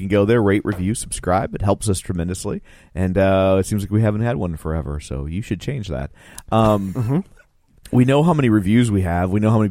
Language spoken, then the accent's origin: English; United States; I'm American.